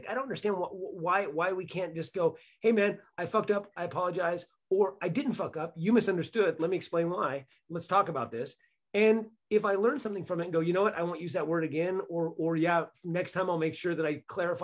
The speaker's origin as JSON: {"language": "English", "area": "Bay Area", "region": "California", "country": "United States", "tie": "born or raised there", "said": "I grew up in Bay Area"}